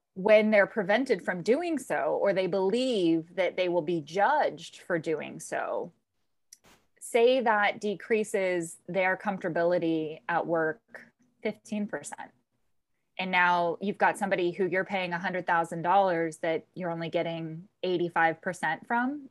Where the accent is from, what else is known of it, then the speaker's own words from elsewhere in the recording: Southern California, United States; also born or lived in Tucson, Arizona; now in East Coast, United States; I grew up in Southern California